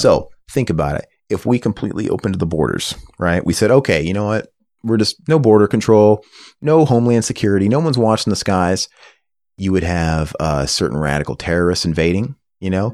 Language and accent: English; United States; I'm an American